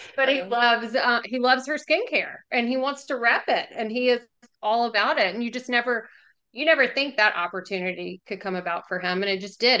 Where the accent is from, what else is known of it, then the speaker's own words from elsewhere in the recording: Jackson, Mississippi, United States; also born or lived in Oxford, Mississippi; I grew up in Jackson and then, um, went to school here